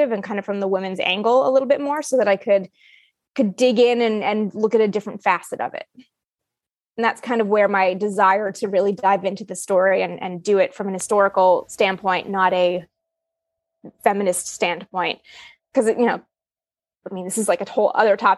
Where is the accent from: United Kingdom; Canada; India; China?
Canada; I'm from Canada